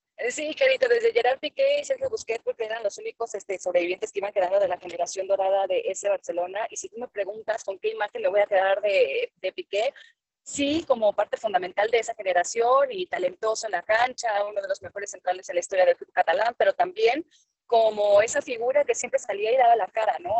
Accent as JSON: {"language": "Spanish", "country": "Mexico"}